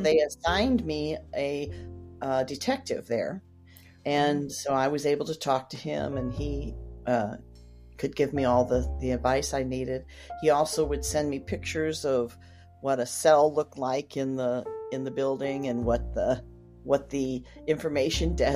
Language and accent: English; St. Louis, Missouri, United States; moved away as an adult; now in Memphis, United States; I grew up in St. Louis